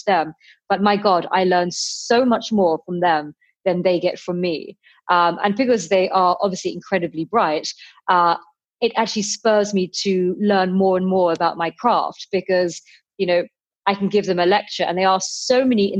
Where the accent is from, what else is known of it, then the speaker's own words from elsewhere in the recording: London, United Kingdom; I was born in London and my parents came from Pakistan, from Kashmir